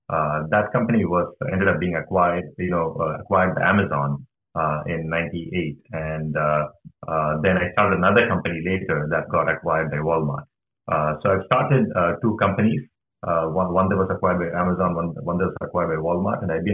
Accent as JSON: {"language": "English", "country": "India", "lives_now": "United States", "said": "because I came from India, I'm a big fan of cricket"}